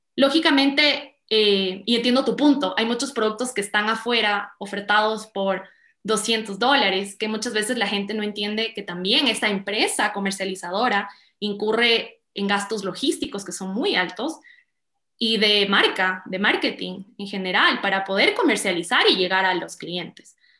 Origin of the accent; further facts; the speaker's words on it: Quito, Pichincha, Ecuador; also born or lived in California; yo soy quiteña